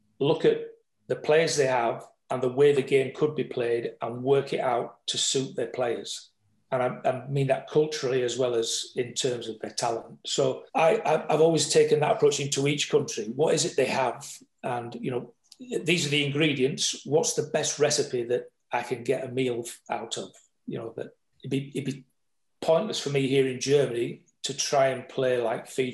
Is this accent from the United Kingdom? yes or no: yes; England, United Kingdom; me being an Englishman